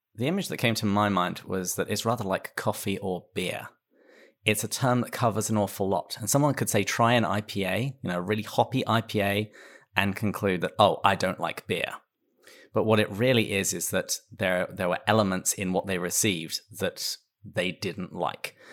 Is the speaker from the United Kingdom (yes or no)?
yes; England, United Kingdom; moved away; I am English, but I live in another country